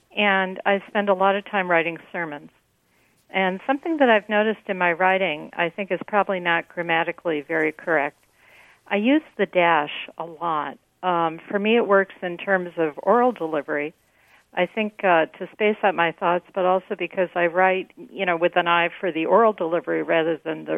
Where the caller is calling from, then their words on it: Toledo, Ohio, United States; I'm calling from Toledo, Ohio.